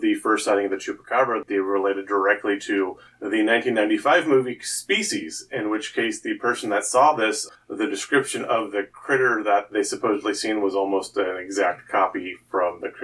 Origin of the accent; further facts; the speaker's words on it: Southwest, United States; I grew up in the Southwest